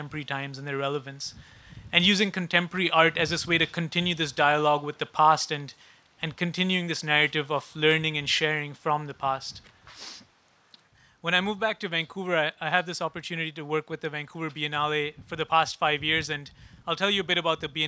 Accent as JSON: {"language": "English", "town": "Mumbai", "region": "Maharashtra", "country": "India", "moved": "yes", "lives_now": "Canada", "said": "I'm from Mumbai originally, and so a settler on unknown lands."}